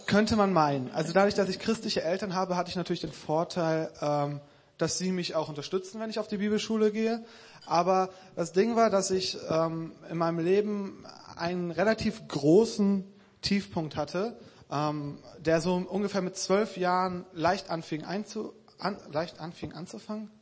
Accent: Krefeld, North Rhine-Westphalia, Germany; moved away; Ich komme aus Krefeld

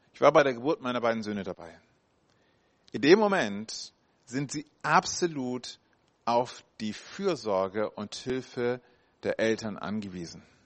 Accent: Hamburg, Germany; da komme ich ursprünglich her aus Hamburg, ja mit acht Jahren.

